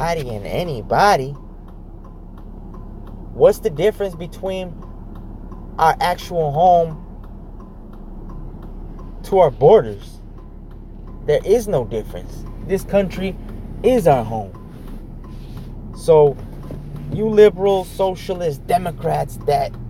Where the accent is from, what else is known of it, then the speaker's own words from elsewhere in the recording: California, United States; I'm Mexican blooded, but I'm California born and bred, so I'm an American as well.